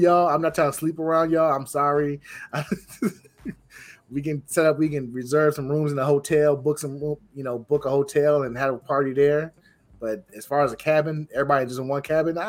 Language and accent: English; Illinois, United States; accent: Geechee; I'm from Illinois